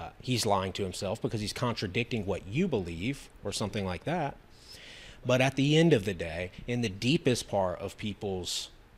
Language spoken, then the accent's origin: English; Louisiana, United States; also born or lived in Lafayette, Louisiana / Lake Charles, Louisiana; Lafayette, Louisiana. I'm from Louisiana. Lake Charles, Louisiana